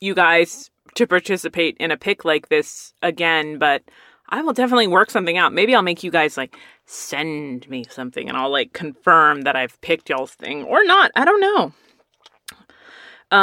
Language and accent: English; Texas, United States; my grandma would put us all in her very barely functioning station wagon, and we would all drive to the nicer neighborhoods of West Texas.